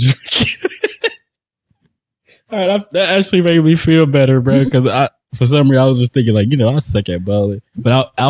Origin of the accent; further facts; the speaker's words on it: Detroit, Michigan, United States; Mind you, I'm from Detroit, bro.